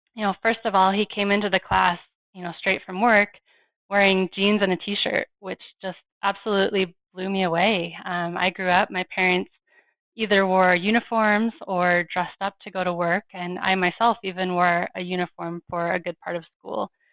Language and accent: English; Fort Collins, Colorado, United States; my hometown of Fort Collins, Colorado